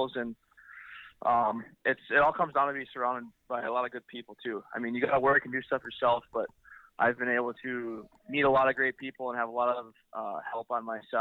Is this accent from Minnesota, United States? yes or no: yes; Duluth, Minnesota, United States; moved away as an adult; now in Marquette, United States; back in my hometown, Duluth